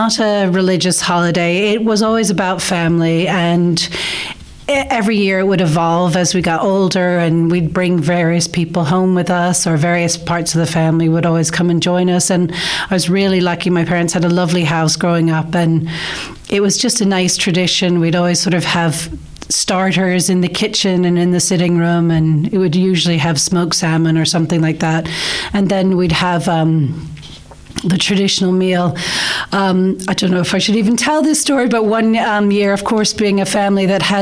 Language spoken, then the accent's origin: English; Connecticut, United States; moved away as an adult; also born or lived in New York; now in Nenagh, Ireland; I grew up in Connecticut, which is New England on the East Coast